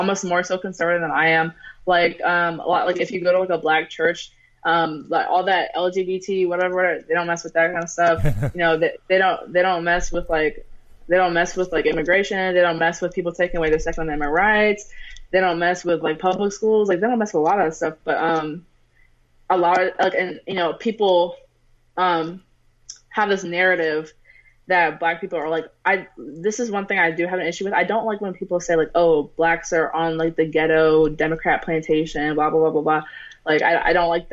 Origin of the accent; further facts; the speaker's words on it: Maryland, United States; also born or lived in Pennsylvania; I'm from Maryland. I'm like halfway in between D.C. and Baltimore. I'm in Montgomery County.